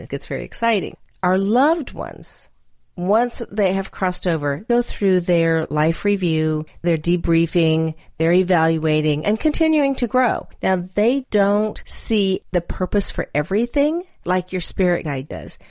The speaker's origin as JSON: {"language": "English", "region": "Texas", "country": "United States", "said": "I'm from Texas"}